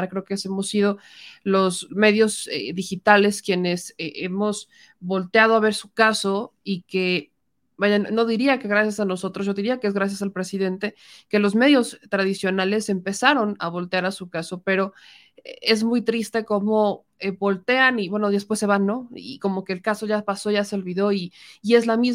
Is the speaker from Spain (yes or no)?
no; Mexico; gente que nace aquí, que crece aquí, que trabaja aquí, que son nuestros somos, paisanos, somos mexicanos